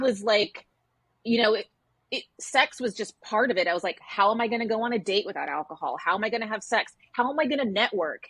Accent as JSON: {"language": "English", "region": "Texas", "country": "United States", "tie": "born or raised there", "moved": "as an adult", "lives_now": "New York, United States", "said": "I grew up in Texas and I moved to New York, which is where I still live"}